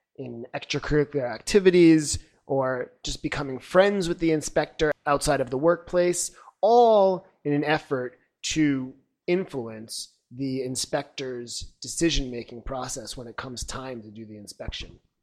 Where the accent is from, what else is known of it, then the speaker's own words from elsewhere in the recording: Long Island, New York, United States; now in China; I'm originally from Long Island, New York